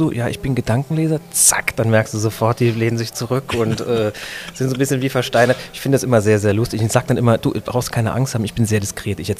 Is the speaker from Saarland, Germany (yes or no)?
yes; Saarbrücken, Saarland, Germany; ich komme aus Saarbrücken, bin da aufgewachsen, habe das sehr, sehr genossen, im Saarland groß zu werden, denn das ist ein fantastisches Umfeld, um aufzuwachsen.